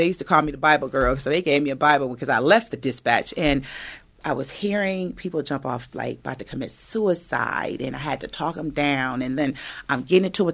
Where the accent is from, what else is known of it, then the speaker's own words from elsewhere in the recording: Inglewood, California, United States; I was raised in Inglewood